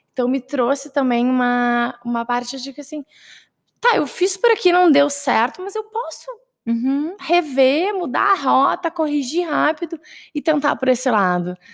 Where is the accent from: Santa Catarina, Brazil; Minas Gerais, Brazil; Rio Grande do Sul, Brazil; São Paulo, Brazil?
Rio Grande do Sul, Brazil; Porto Alegre; also born or lived in Caxias do Sul; Eu sou de Porto Alegre, então acabei me mudando, ficando um pouco mais longe da minha família.